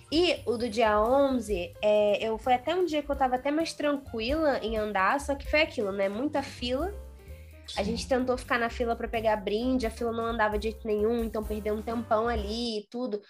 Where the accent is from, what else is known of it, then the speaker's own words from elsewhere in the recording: Rio de Janeiro, Brazil; eu já sou do Rio